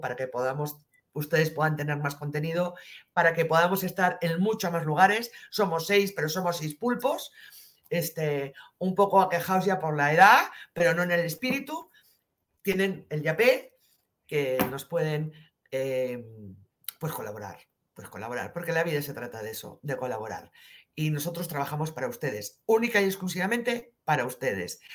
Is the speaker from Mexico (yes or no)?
no; Spain